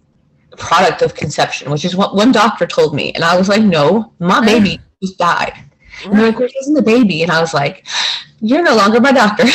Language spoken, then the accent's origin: English; New Jersey, United States; Growing up in New Jersey